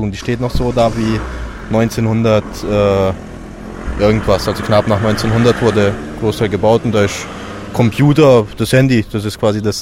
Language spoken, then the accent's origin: German; Pinneberg, Schleswig-Holstein, Germany; now in Munich, Germany; Ich bin aus Pinneberg, wohne aber seit zehn Jahren in München und jetzt habe ich hier Spaß auf dem Workshop.